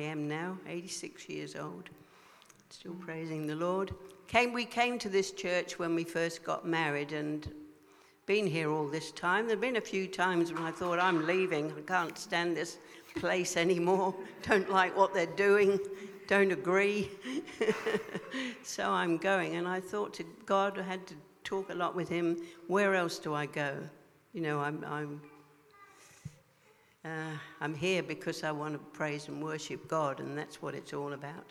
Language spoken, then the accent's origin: English; England, United Kingdom; also born or lived in Hong Kong; My father, my family were in the army, so I grew up in a kind of a rigid kind of environment in England